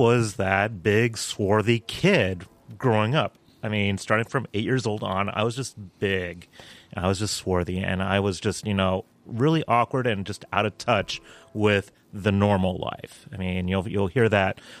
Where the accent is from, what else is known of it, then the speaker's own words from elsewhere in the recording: El Paso, Texas, United States; now in Baltimore, United States; my hometown of El Paso, Texas